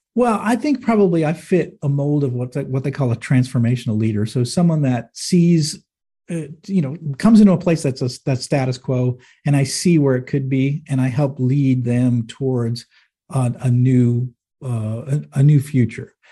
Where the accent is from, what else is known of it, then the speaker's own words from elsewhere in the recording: Manchester, New Hampshire, United States; moved away; I grew up in Manchester, New Hampshire, and it was like, it's like a blue-collar town